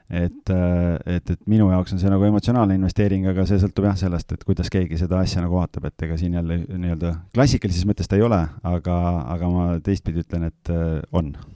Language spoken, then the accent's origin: Estonian; Lääne-Viru County, Estonia; moved away; mina olen ise Lääne-Virumaalt äh, väikesest külas üles kasvanud